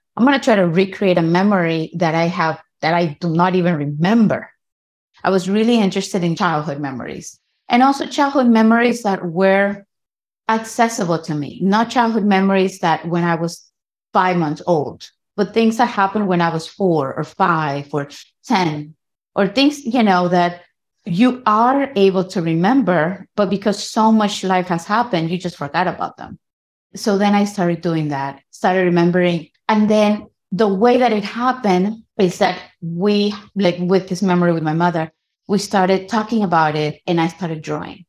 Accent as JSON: {"language": "English", "town": "Guayaquil", "region": "Guayas", "country": "Ecuador", "tie": "born or raised there", "also_born_or_lived": "New York City / Manabí", "moved": "as an adult", "lives_now": "New York, United States", "said": "I am born in what we know as New York City, and at the age of two, my parents moved us to Ecuador. I grew up in Guayaquil."}